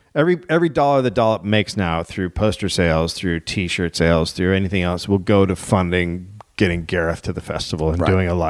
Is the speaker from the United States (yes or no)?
yes; United States; I'm an American